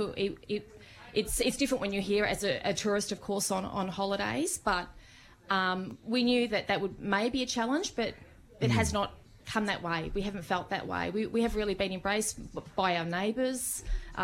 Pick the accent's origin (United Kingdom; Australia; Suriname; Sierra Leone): Australia; Victoria; moved away as an adult; now in Ballyporeen, Ireland; We're from Victoria in Australia